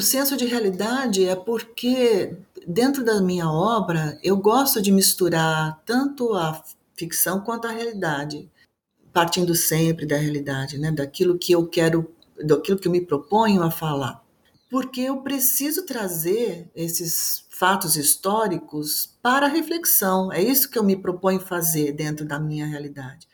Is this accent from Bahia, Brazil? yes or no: no; São Paulo, Brazil; now in Manaus, Brazil; Eu moro em Manaus, eu sou de São Paulo, mas eu moro em Manaus há uns vinte anos